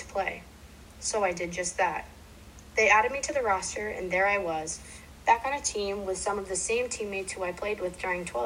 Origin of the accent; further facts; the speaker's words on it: Dedham, Massachusetts, United States; I played every season of the year for multiple teams near my hometown of Dedham